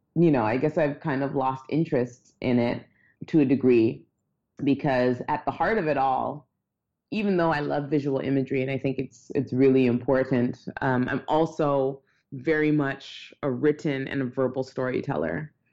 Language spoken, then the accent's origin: English; Toronto, Ontario, Canada; I grew up in Toronto.